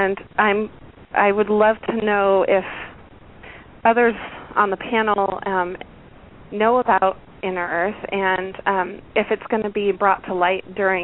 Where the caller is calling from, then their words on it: Washington, United States; I'm calling from Washington State.